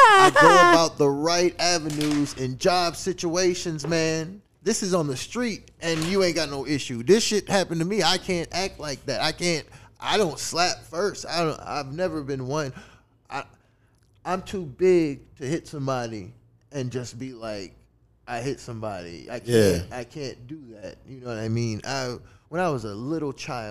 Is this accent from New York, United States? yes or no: no; New Orleans, Louisiana, United States; moved away as an adult; also born or lived in Houma, Louisiana; I'm from New Orleans